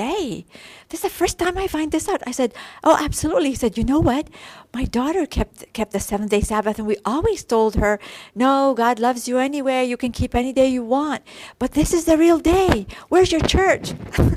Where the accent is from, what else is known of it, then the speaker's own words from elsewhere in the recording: Iraq; moved away; from Iraq